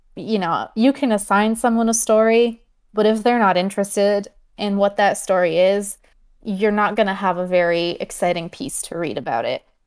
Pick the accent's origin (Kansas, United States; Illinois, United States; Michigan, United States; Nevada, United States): Michigan, United States; I grew up in Michigan